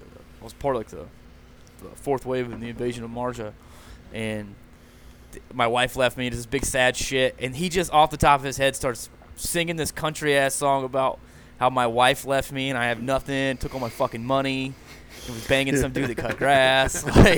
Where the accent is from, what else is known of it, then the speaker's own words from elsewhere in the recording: Tennessee, United States; I'm from Tennessee originally. I joined the Navy as a corpsman.